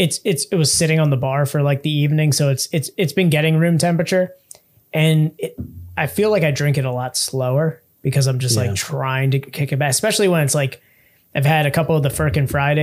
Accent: United States; Yeah, I'm American.

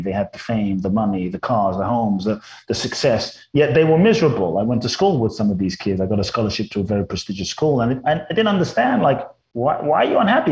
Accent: London, United Kingdom; moved away as an adult; also born or lived in Mexico; now in Los Angeles, United States; I grew up in London, and then I've lived in Los Angeles for pretty much over half my life now, since I was 18

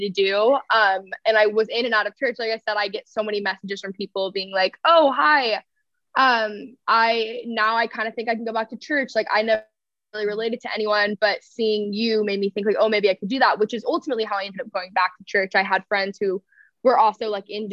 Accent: Texas, United States; I grew up in Texas around like cultural Christianity

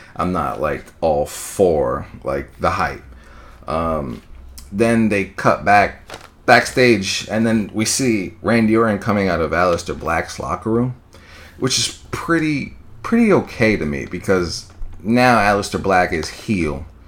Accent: New York, United States; I'm from New York, twenty-five years old

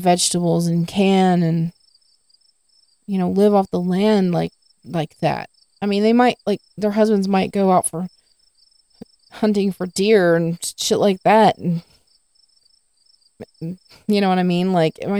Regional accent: the South, United States; I live in the South, I'm from the South

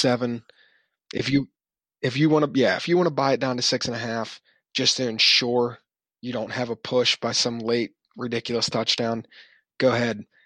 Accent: Pittsburgh, Pennsylvania, United States; we are from Pittsburgh

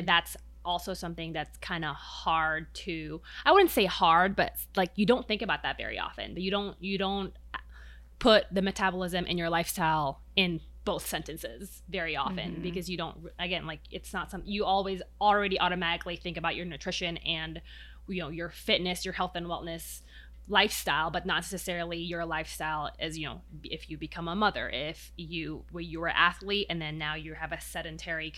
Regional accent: Philippines; now in United States; growing up in the Philippines

